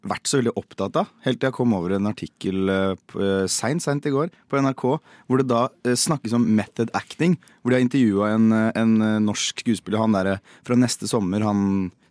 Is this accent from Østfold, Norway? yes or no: no; Bergen, Vestland, Norway; Jeg er fra Bergen.